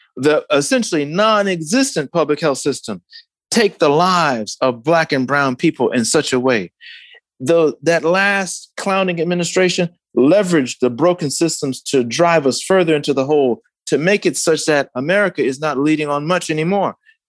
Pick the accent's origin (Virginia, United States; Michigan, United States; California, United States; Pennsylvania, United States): Michigan, United States; Detroit; but in my hometown in Detroit